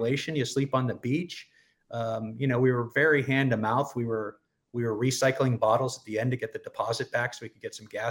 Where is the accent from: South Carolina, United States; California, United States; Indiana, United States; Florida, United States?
California, United States; San Francisco; also born or lived in San Diego; I'm from the San Francisco area, grew up in the suburbs, and went to college in San Diego